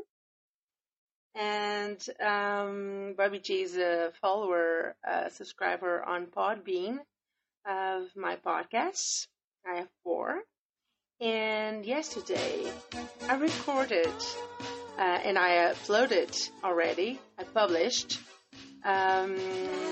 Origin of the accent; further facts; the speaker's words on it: Northern Portugal, Portugal; moved away; my hometown in Portugal, north of Portugal.